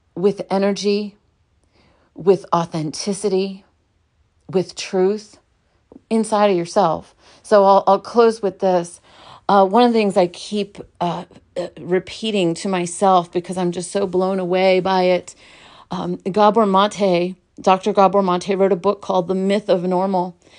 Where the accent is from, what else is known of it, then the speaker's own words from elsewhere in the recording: New York City, New York, United States; I was born in Brooklyn, New York